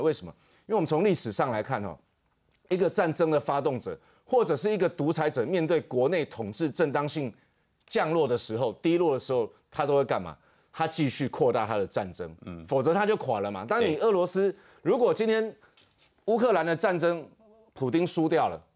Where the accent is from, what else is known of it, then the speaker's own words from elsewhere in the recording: Taiwan; 我们台湾人